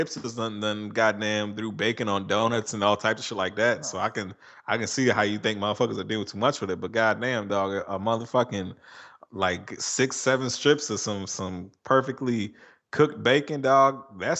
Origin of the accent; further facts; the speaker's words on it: Virginia, United States; I'm from Virginia.